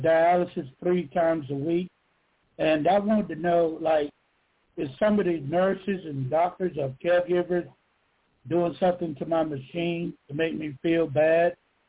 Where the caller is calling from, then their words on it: Georgia, United States; from Georgia.